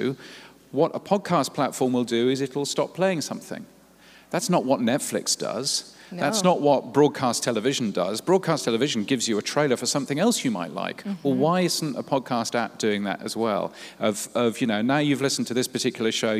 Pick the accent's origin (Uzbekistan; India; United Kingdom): United Kingdom; accent: British; now in Australia; I live in Australia, as you can tell from my very British accent